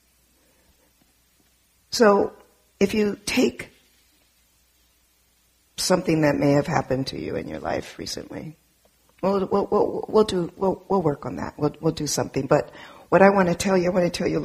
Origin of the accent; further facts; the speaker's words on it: Southern California, United States; I grew up in Southern California in an all black and brown neighborhood, primarily Mexican and black neighborhood in Southern California, till the age of 12.